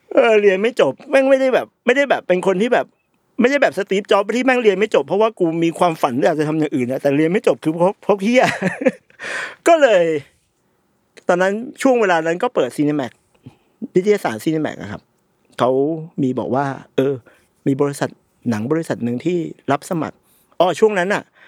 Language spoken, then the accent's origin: Thai; Bangkok, Thailand; ผมเกิดและเติบโตอยู่ในชุมชนที่ชุมชนวัดหนังวัดมันชื่อวัดวิจิตการนิมิตนะครับอยู่ตรงซอยจริญสิบสามวัดวิจิตการนิมิต